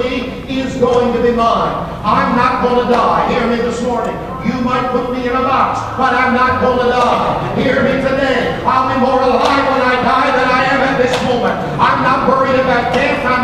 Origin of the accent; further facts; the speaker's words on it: Baker, United States; I grew up in Baker, and Rich was our Walmart